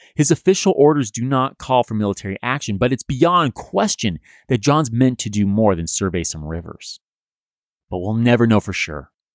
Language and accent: English; California, United States; my home state of California